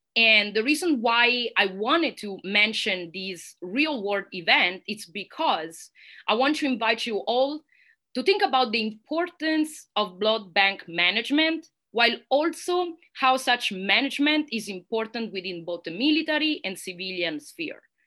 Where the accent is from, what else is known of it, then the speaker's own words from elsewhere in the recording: Italy; accent: Italian; English is a second language; moved away as an adult; now in United States; Università degli Studi Roma Tre in Italy, which is also my home country and probably you can hear that from my accent